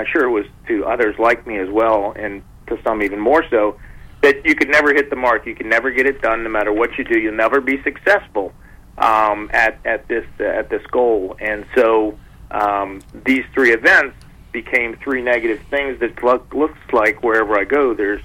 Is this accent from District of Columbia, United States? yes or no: yes; Washington, District of Columbia, United States; Washington, D.C., my hometown